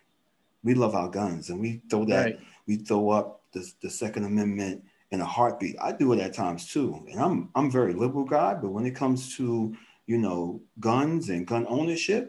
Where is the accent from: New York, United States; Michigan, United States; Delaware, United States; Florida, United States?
New York, United States; New York City; growing up in Manhattanville